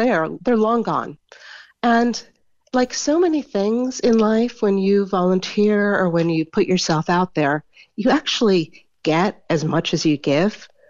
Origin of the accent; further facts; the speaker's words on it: United States; I'm an older, I'm American